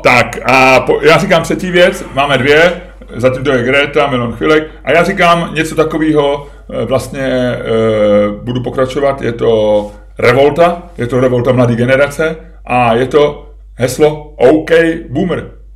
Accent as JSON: {"language": "Czech", "country": "Czechia", "said": "já jsem Čech"}